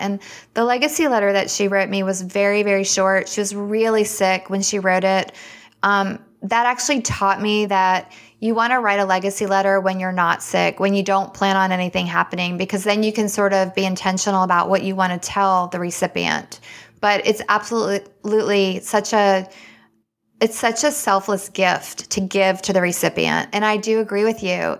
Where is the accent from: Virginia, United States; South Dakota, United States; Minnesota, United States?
Virginia, United States; Richmond; moved away as an adult; also born or lived in Alabama; now in Winston-Salem, United States; I'm actually from Richmond, Virginia, and that's where I was born and raised, and I went to the University of Alabama